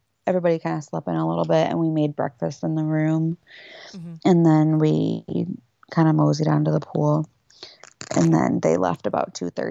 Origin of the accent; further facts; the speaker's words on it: Michigan, United States; So we're from Michigan